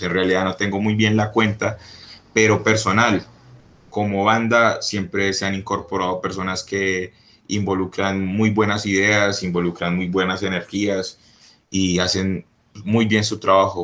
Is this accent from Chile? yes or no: no; Colombia; yo soy colombiano